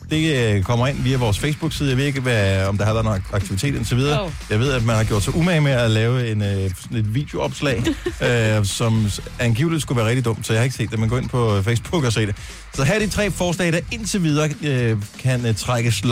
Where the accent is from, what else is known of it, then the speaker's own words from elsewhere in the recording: Bøjden, South Funen, Southern Denmark, Denmark; Jeg er ude for bøjden af.